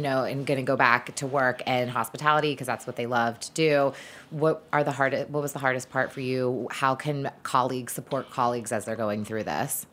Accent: the South, United States; I grew up in the South

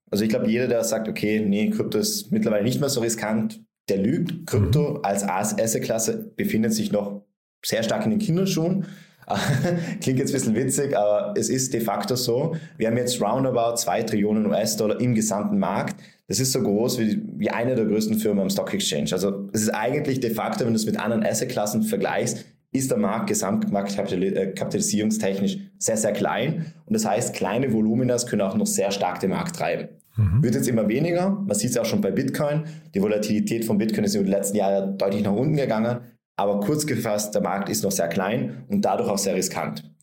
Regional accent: Vienna, Austria; Und jetzt gehe ich als Anleger her und kaufe mir, ich bin aus Wien, ähm, kaufe mir eine Wohnung in Wien

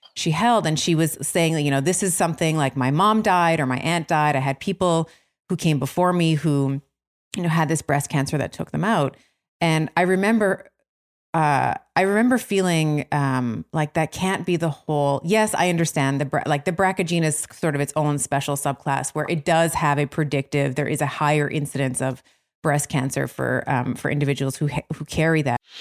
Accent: Toronto, Ontario, Canada; Toronto, which is my hometown

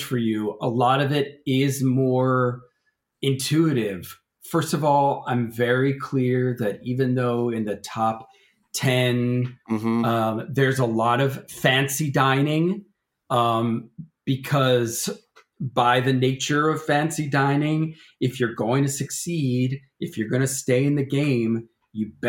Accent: the American South, United States; now in Los Angeles, United States; I'm a Southerner

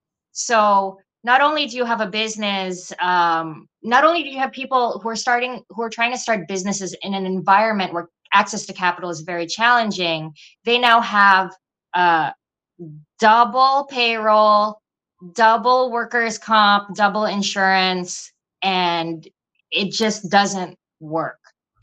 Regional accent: New York, United States; And because we're from New York, hopefully we have a little bit of business going on in New York too.

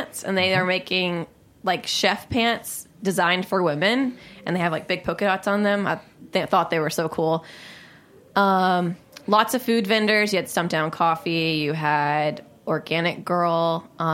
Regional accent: Alabama, United States; moved away as an adult; I'm from Alabama

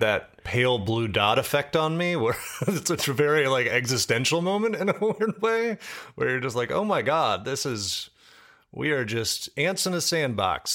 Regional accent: Washington, District of Columbia, United States; I grew up on the East Coast and, like, D C, so right up, you know, I'll tell you, growing up near the Chesapeake Bay

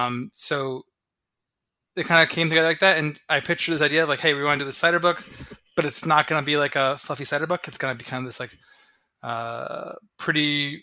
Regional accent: Delhi, New York, United States; my hometown of Delhi, New York, up in the Catskill Mountains.

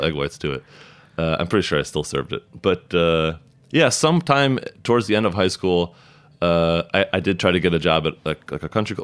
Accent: about an hour south of Chicago, southern Illinois, United States; now in Brooklyn, United States; I grew up like a, about an hour south of Chicago

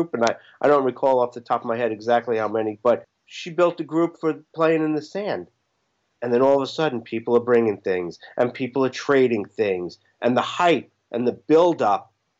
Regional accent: New York, United States; now in Apex, United States; Being from New York

